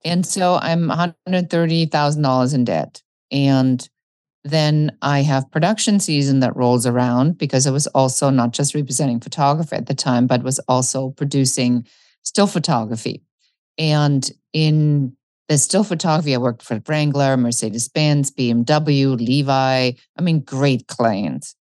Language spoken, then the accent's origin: English; Germany; when I grew up in Germany, I was very much the kid that looked at the planes wondering where they were going.